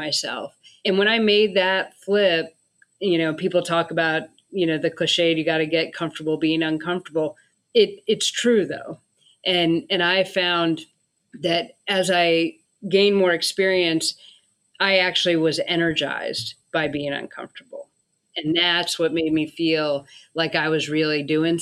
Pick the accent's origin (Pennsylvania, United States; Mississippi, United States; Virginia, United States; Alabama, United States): Virginia, United States; Northern; moved away as an adult; also born or lived in North of San Francisco Bay Area, California; I grew up in the Northern Virginia area.